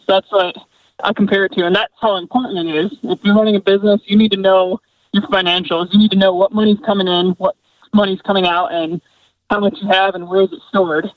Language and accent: English; Michigan, United States; moved away as an adult; also born or lived in California; I grew up in Michigan